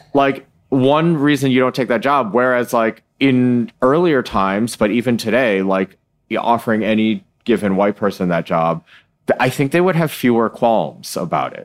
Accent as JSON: {"language": "English", "region": "Michigan", "country": "United States", "tie": "born or raised there", "said": "I was born in Michigan"}